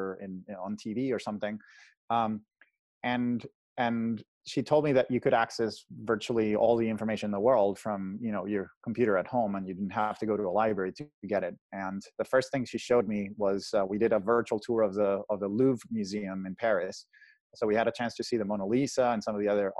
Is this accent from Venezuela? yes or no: yes; Caracas, Capital District, Venezuela; moved away as an adult; now in California, United States; I'm originally from Caracas, Venezuela, the capital. I was born and raised there, lived there until I was essentially 18.